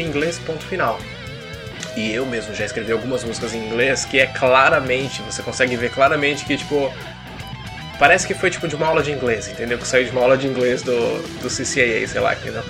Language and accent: Portuguese; Brazil; Nós três aqui crescemos nos anos 90 no Brasil